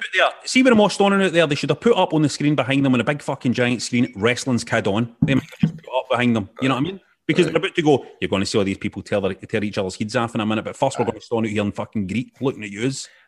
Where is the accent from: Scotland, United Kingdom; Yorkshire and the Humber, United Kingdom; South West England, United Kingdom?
Scotland, United Kingdom; as a Scottish guy